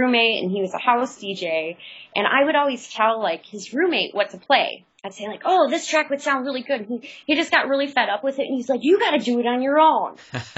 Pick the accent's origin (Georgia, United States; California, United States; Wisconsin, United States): Wisconsin, United States; Kenosha; moved away as an adult; also born or lived in China; now in Singapore; I come from the Midwest, actually, Kenosha, Wisconsin. So it's right in between Chicago and Milwaukee